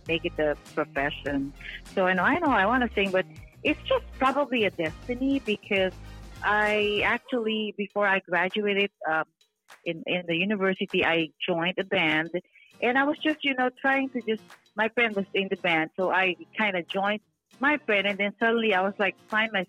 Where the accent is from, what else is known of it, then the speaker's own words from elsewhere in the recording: Philippines; moved away; I was born in the Philippines, so yeah, that's how I started my music career